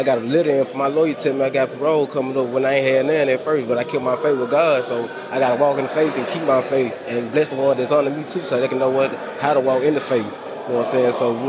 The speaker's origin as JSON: {"language": "English", "region": "Mississippi", "country": "United States", "said": "straight from Mississippi."}